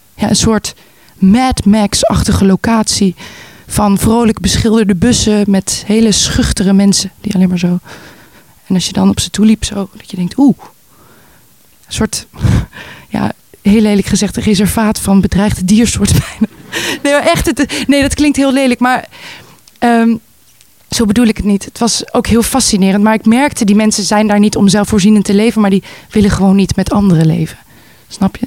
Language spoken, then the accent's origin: Dutch; Voorburg, South Holland, Netherlands; moved away as an adult; also born or lived in Amsterdam; Geboren en opgegroeid in Nederland, zoals je kan horen. Eh, in Voorburg. In, dat is een klein dorpje wat grenst aan eh, Den Haag daar opgegroeid